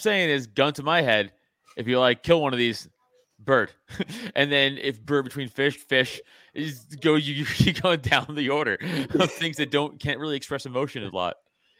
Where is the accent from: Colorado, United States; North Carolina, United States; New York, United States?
New York, United States; I'm a New Yorker.